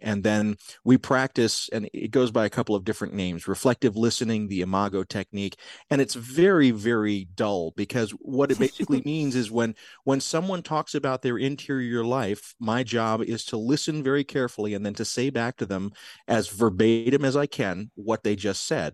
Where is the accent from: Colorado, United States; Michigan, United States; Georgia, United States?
Georgia, United States; South; also born or lived in Tennessee; I grew up in South Georgia